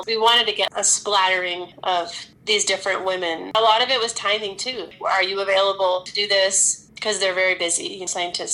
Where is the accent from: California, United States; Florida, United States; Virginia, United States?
California, United States; Growing up in California